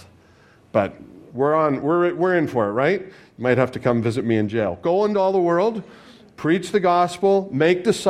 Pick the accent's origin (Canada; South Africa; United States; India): Canada; I'm Canadian